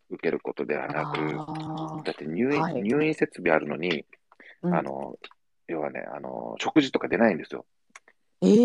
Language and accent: Japanese; Okinoerabu Island, Kagoshima, Japan; あの鹿児島県のね、沖永良部島っていうあの、えっ、ー、と沖縄どっちかというと沖縄本島に近いです。はい、沖縄本島から約50キロ北側にある